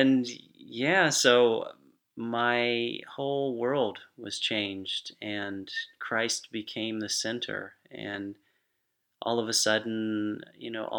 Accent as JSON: {"language": "English", "town": "Lakeland", "region": "Florida", "country": "United States", "tie": "born or raised there", "said": "I grew up here in Lakeland."}